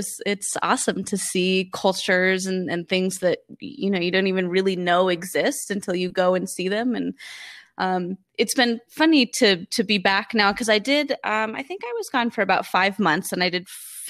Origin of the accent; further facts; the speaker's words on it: California, United States; moved away as an adult; also born or lived in New York; I moved from California, where I grew up, to New York